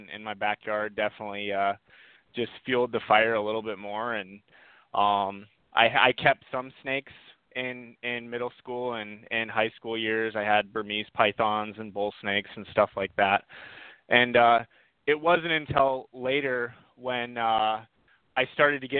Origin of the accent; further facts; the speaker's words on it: Rapid City, South Dakota, United States; moved away as an adult; also born or lived in Florida; I grew up in Rapid City, South Dakota. I was born and raised.